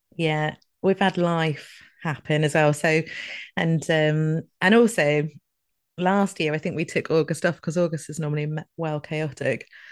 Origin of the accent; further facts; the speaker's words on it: Scotland, United Kingdom; moved away; I'm just trying to eat my way back to being Scottish again